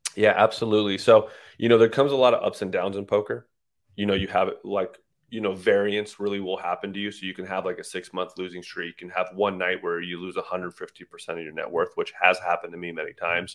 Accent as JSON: {"language": "English", "town": "San Jose", "region": "California", "country": "United States", "tie": "born or raised there", "also_born_or_lived": "Iran / Texas / Las Vegas", "moved": "as an adult", "said": "My father moved here when I was about three or four"}